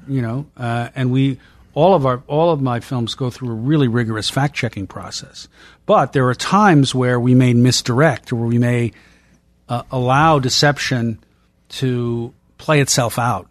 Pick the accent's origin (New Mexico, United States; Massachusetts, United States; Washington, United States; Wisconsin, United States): Massachusetts, United States; Boston; I'm from Boston